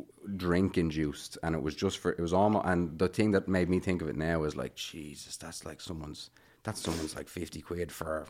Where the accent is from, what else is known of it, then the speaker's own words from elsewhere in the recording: Bray, Leinster, Ireland; moved away as an adult; now in Dublin, Ireland; I lived in Bray for my whole... Which is in Wicklow.